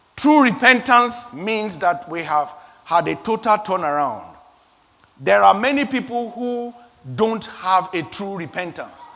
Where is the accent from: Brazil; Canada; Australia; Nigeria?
Nigeria; moved away as an adult; I was 21 years old back in my home country, Nigeria